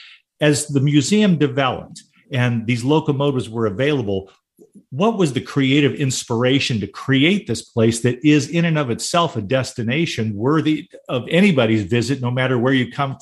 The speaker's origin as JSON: {"language": "English", "town": "Fullerton", "region": "California", "country": "United States", "tie": "born or raised there", "said": "I grew up in Fullerton, California."}